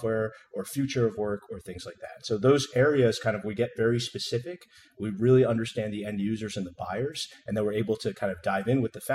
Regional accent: New Jersey, United States; moved away as an adult; also born or lived in San Francisco; I grew up in New Jersey

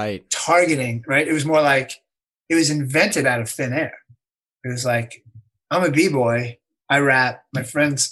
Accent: suburbs of New York, United States; I was from the suburbs of New York

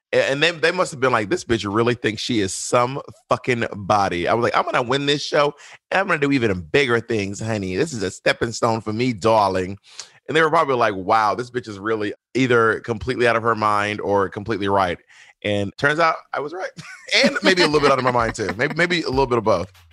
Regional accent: Columbus, Georgia, United States; moved away as an adult; also born or lived in Alabama / Mississippi / Atlanta, Georgia / New York City; I grew up in Georgia, Alabama, and Mississippi, mostly Georgia. But I was born in Columbus, Georgia

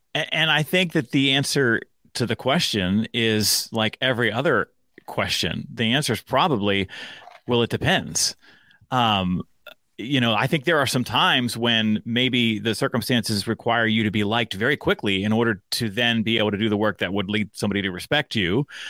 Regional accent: Pittsburgh, Pennsylvania, United States; also born or lived in Frankfurt, Germany; I grew up outside of Pittsburgh in all of those kind of middle school and high school formative years

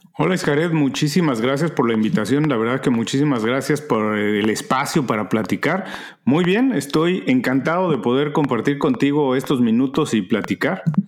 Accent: Mexico; moved away as an adult; now in Miami, United States; Soy mexicano, un mexicano viviendo en Miami desde hace 14 años.

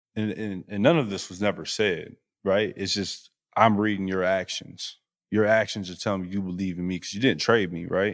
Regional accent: Flint, Michigan, United States; moved away as an adult; also born or lived in Utah / Los Angeles; I'm a kid from Flint

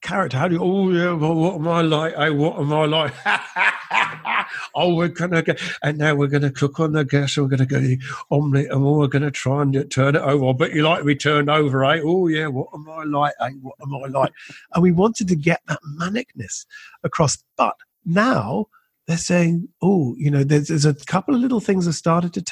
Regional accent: Scotland, United Kingdom; being Scottish but working a lot of the time in England

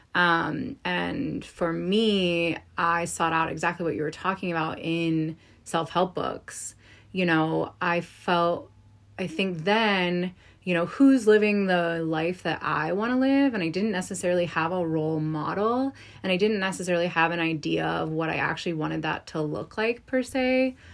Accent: East Coast, United States; I'm from the East Coast

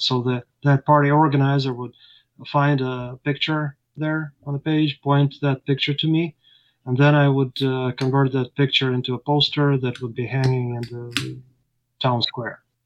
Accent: Ukraine; moved away as an adult; now in United States; And I lived in Ukraine. I was born in Ukraine

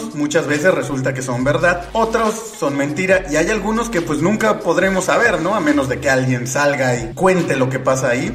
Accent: Mexico; como aficionado del fútbol mexicano y como mexicano

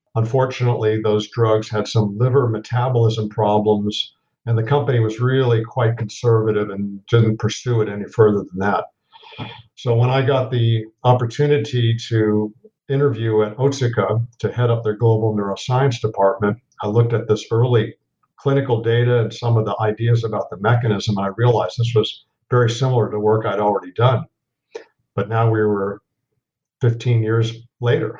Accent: Los Angeles, California, United States; moved away as an adult; also born or lived in East Coast, United States; I grew up in West Los Angeles

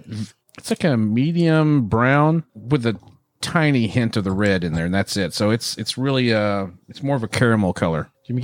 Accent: Irving, Texas, United States; Well, I'm North Central Texas because I was born in Irving

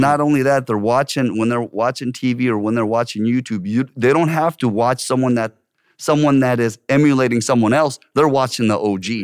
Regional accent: Orange County, California, United States; moved away as an adult; also born or lived in Korea; now in South Korea; I grew up in Orange County, and in Orange County is vastly white population

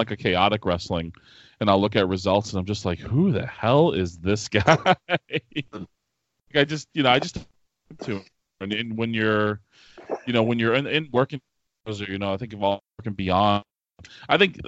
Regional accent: Manchester, New Hampshire, United States; the city I grew up in, Manchester, New Hampshire

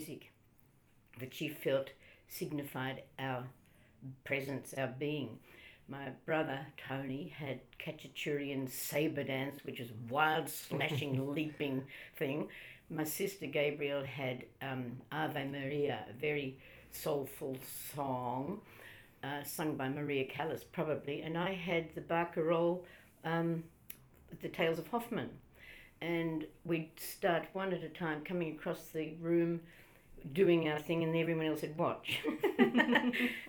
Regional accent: Melbourne, Victoria, Australia; I grew up in Heidelberg

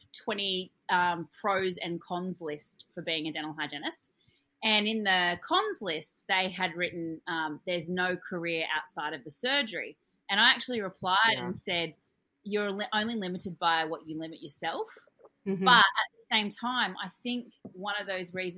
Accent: Australia; I'm your Australian dental hygiene host

